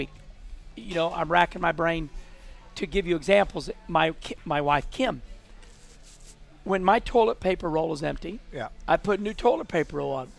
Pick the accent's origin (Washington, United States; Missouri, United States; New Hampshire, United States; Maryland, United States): Missouri, United States; moved away as an adult; also born or lived in St. Louis, Missouri / Charlotte, North Carolina; I grew up in Missouri.